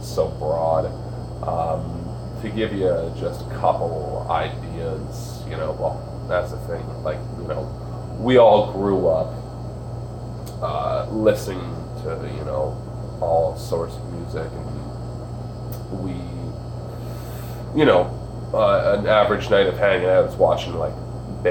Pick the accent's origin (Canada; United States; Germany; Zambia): Canada; Toronto, Ontario; from Toronto